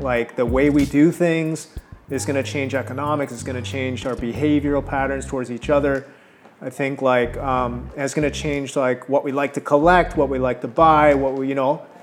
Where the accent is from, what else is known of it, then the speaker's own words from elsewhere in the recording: Toronto, Ontario, Canada; moved away as an adult; also born or lived in California; Toronto will always be my hometown